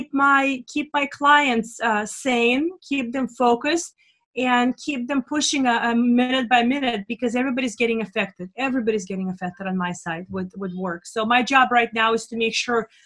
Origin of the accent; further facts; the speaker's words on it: Russia; now in United States; I come from Russia, a socialist regime